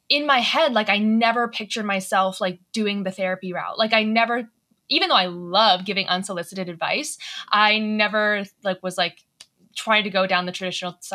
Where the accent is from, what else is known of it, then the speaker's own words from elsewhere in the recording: Atlanta, Georgia, United States; So I'm from Atlanta